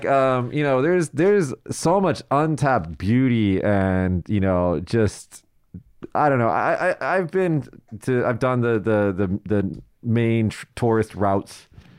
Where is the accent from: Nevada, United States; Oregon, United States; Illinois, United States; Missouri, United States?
Nevada, United States; Las Vegas; now in Japan; I was from Vegas